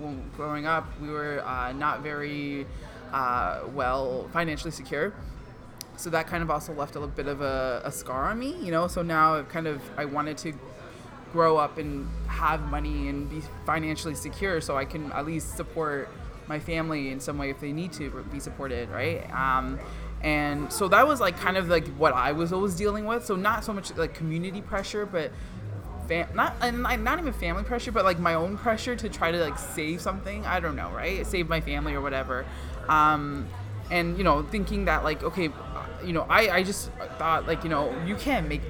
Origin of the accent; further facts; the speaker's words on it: Markham, Ontario, Canada; first language Punjabi; also born or lived in Scarborough, Ontario; now in Brampton, Canada; I was born in Scarborough, lived there till I was 11, and then moved to Markham